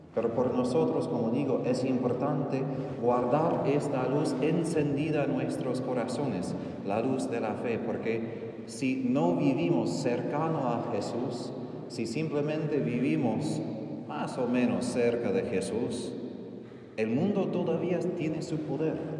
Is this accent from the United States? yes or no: yes; Texas, United States; Spanish is a second language; moved away; soy de Texas